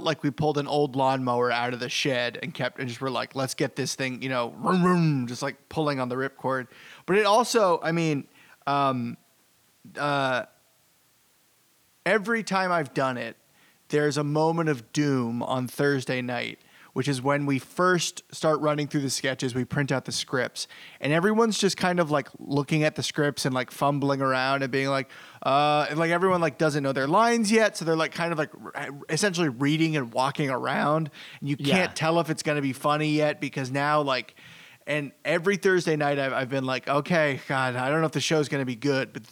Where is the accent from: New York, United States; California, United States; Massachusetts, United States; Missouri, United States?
Massachusetts, United States; Boston; from Boston